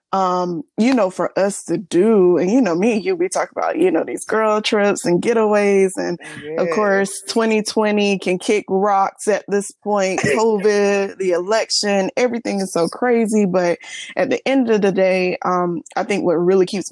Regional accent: Florence, South Carolina, United States; also born or lived in Columbia, South Carolina; I'm born and raised in Florence

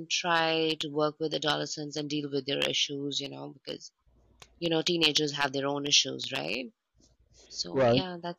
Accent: India; Oh, I grew up in India for sure, but because of my dad's job, we had to travel every 2 years.

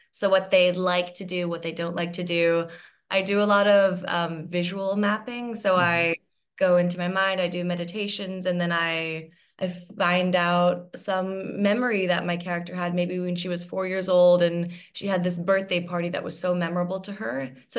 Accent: Hong Kong; So I ended up moving back to my home country, which is Hong Kong.

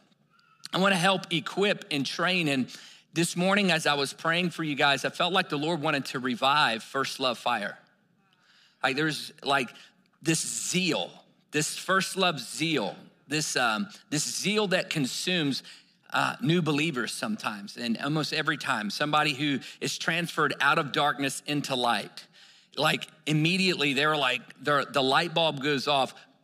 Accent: Virginia, United States; I grew up in Virginia where you could throw a rock and hit three churches by accident.

